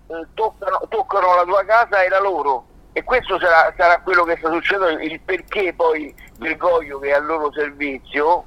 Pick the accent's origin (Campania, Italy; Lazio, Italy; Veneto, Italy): Campania, Italy; Naples; now in Rome, Italy; Io na- nativo Napoli. Ah. Nativo ah. Napoli, però sono tanti anni che vivo a Roma